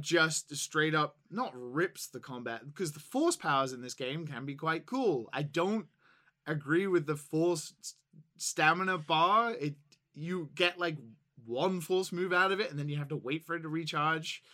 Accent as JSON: {"language": "English", "region": "England", "country": "United Kingdom", "said": "as an English person"}